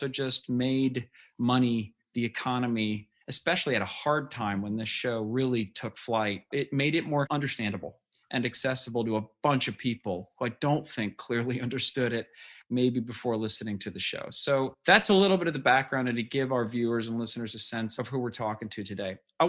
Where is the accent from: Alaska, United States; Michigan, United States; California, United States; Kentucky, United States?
California, United States; Berkeley; I grew up in Berkeley